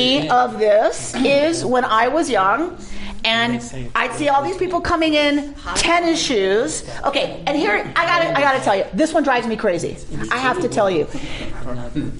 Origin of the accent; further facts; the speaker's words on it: Atlanta, Georgia, United States; I grew up in Atlanta